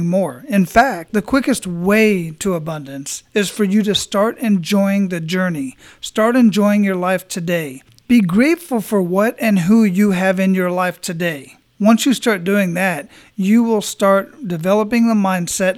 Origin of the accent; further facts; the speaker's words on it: Phoenix, Arizona, United States; now in Tampa, United States; I was born and raised in Phoenix, and I've lived all over that area